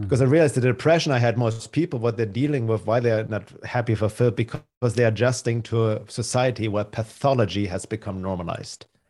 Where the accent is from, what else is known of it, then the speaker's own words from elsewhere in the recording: Munich, Bavaria, Germany; English is a second language; moved away; also born or lived in Los Angeles, California; I'm originally from Germany. That's where I grew up in Munich, Germany.